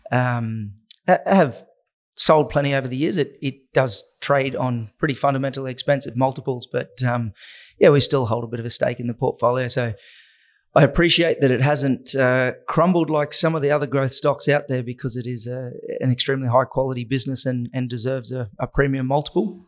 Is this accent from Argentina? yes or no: no; Innisfail, Queensland, Australia; moved away; also born or lived in Atherton Tablelands; between Innisfail and the Atherton Tablelands on a banana, sugarcane, and beef cattle property